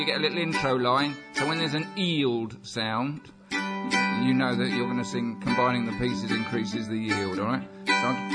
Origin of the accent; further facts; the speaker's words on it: Luton, East of England, United Kingdom; the youngsters who I was at school with when I was 9 or 10 in my primary school in Luton